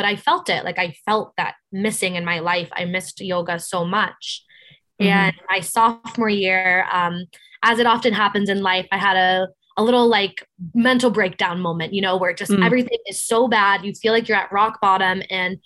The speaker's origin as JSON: {"language": "English", "area": "Cape Cod", "region": "Massachusetts", "country": "United States", "moved": "yes", "lives_now": "New York, United States", "said": "I'm from Cape Cod, Massachusetts"}